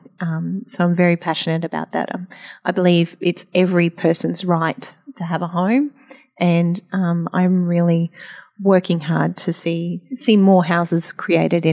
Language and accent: English; South Burnett, Queensland, Australia; my hometown